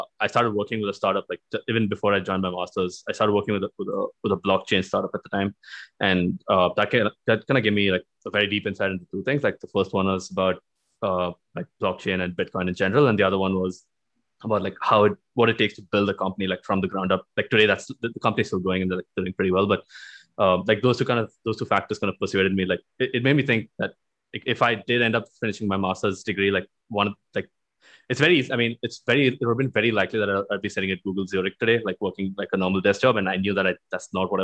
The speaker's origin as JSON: {"language": "English", "town": "Bangalore", "region": "Karnataka", "country": "India", "tie": "born or raised there", "also_born_or_lived": "Vellore", "said": "I grew up in India. I mean, I was born in Bangalore, right? Lived here, did my schooling here for the first about 18, 20 years of my life."}